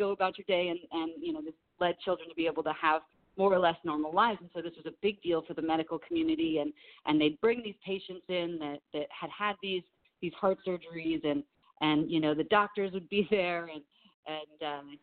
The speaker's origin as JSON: {"language": "English", "town": "Los Angeles", "region": "California", "country": "United States", "tie": "born or raised there", "said": "I was raised here in the San Fernando Valley and in Los Angeles, so I grew up watching Laker games"}